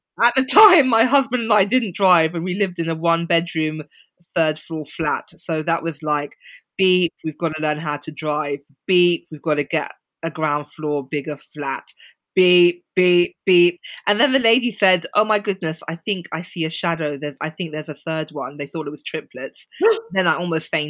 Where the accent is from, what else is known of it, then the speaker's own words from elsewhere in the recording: London, United Kingdom; moved away; I grew up in central London.